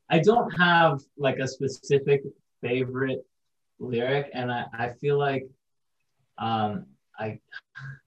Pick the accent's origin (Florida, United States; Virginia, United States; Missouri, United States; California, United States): Florida, United States; we're from Florida